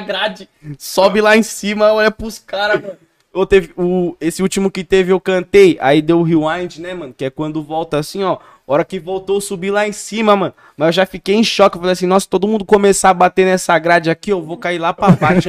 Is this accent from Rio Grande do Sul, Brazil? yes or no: no; Campo Limpo Paulista, São Paulo, Brazil; eu sou de Campo Limpo, tá ligado? Uhum. Campo Limpo Paulista